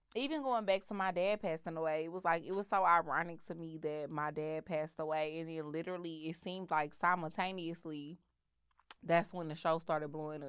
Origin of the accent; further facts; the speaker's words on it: Houston, Texas, United States; I grew up in Houston.